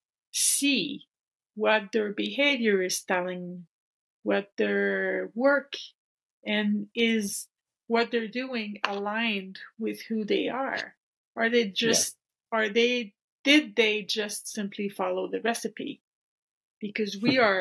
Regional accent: French part of Canada, Quebec, Canada; I was born and raised here in the French part of Canada, and small town

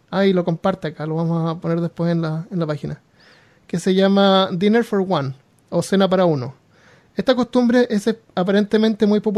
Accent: Chile; Les cuento que soy chileno y, con, y como la mayoría de mis compatriotas he vivido la mayor parte de mi vida en Chile.

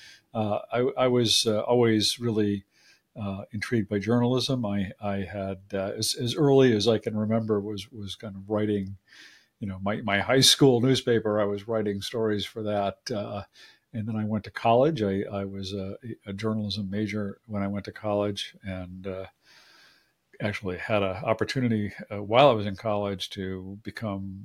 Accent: Agawam, Massachusetts, United States; I grew up in a very, you know, sort of suburban, small town

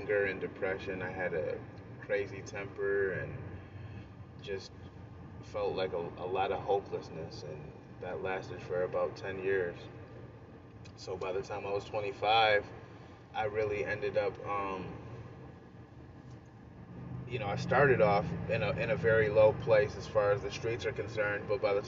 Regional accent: Rome, New York, United States; I grew up in Rome, New York, upstate New York. It's a town kind of near Syracuse

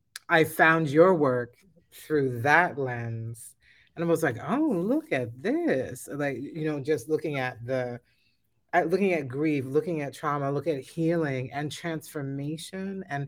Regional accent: Philadelphia, Pennsylvania, United States; I was born in 1970 in Philadelphia

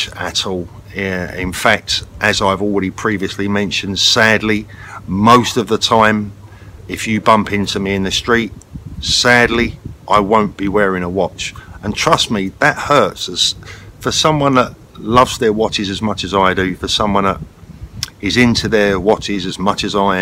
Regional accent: London, United Kingdom; I was brought up in London.

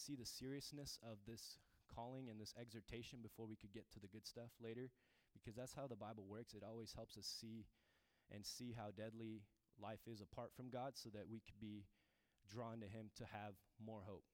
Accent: Turkmenistan; moved away; I'm from the Middle East, Turkmenistan.

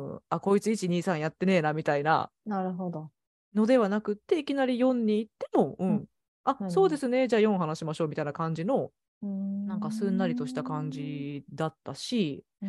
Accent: Osaka, Japan; now in Portland, United States; 私は大阪出身なので

